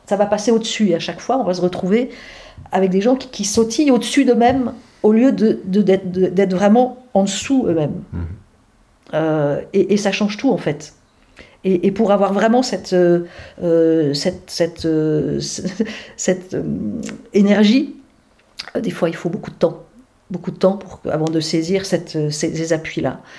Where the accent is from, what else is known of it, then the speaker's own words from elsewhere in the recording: Brittany, France; moved away as an adult; also born or lived in Douarnenez; mon enfance euh, en Bretagne